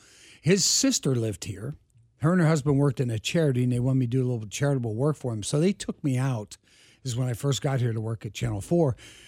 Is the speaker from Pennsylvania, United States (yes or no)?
yes; Pittsburgh, Pennsylvania, United States; moved away as an adult; also born or lived in Philadelphia; now in Kansas City, United States; I'm from the East Coast originally. I was born and raised in Pittsburgh, and then I went to school in Philadelphia.